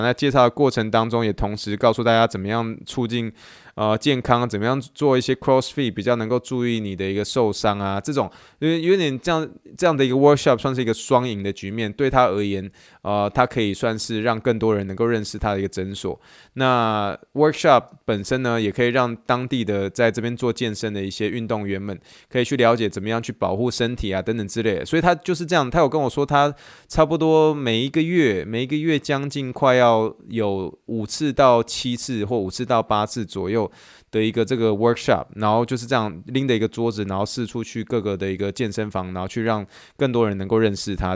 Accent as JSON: {"language": "Chinese", "country": "Taiwan", "also_born_or_lived": "Pittsburgh, United States", "moved": "as an adult", "lives_now": "Houston, United States", "said": "I'm original from Taiwan，意思就是说我，我是从台湾来的"}